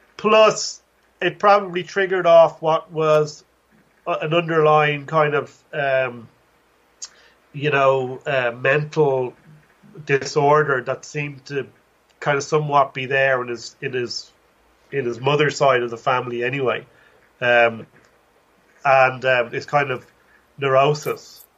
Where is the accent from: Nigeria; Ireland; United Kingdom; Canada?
Ireland; Dublin, Leinster; now in Limerick, Ireland; I grew up in Dublin